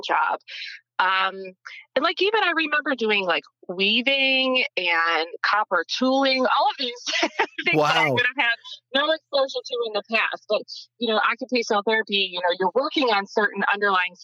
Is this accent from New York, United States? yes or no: yes; Western New York, United States; now in New Jersey, United States; I grew up in Western New York, kind of between Buffalo and Erie, kind of like a small town, very, very small town, I should say, a little bit more of a rural area.